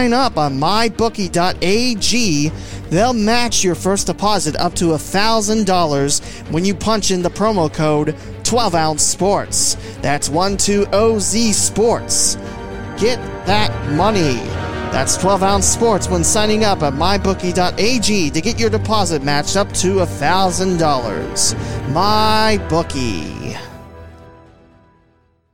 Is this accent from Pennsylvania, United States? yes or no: no; West Alexandria, Ohio, United States; my hometown Twin Valley South Panthers out of West Alexandria, Ohio